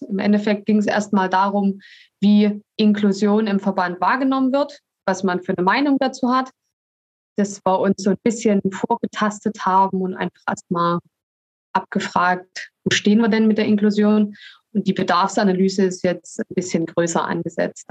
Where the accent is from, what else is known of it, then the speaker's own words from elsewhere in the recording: Dresden, Saxony, Germany; accent: Saxon; also born or lived in Leipzig; ich komme ursprünglich aus Dresden